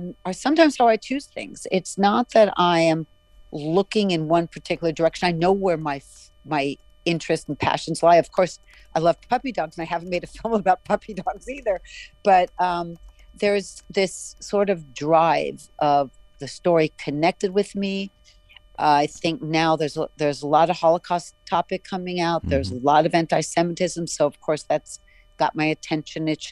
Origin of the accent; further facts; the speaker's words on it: Arizona, United States; making films growing up in Arizona because there was nothing else